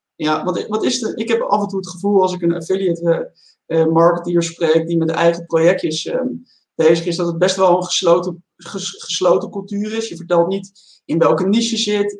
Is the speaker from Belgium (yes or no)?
no; Netherlands